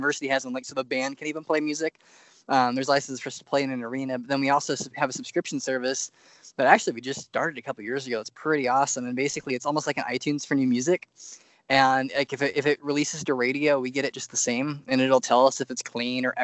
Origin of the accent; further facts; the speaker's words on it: Louisville, Nebraska, United States; also born or lived in Plattsmouth, Nebraska; even when I was in high school, I'm from Louisville, Nebraska